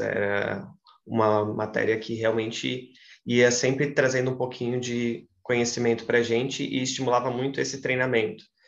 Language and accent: Portuguese; Santa Catarina, Brazil; also born or lived in Ceará; eu queria voltar para Santa Catarina, sempre deixei isso muito claro para mim, que gostava de lá, mas gostava de lá para estudar e queria muito voltar para minha terra.